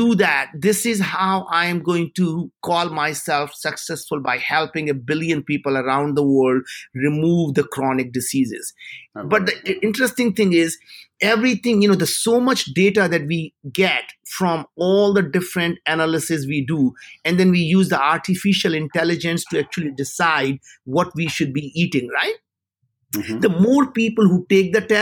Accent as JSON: {"language": "English", "country": "India", "moved": "yes", "said": "as an Indian"}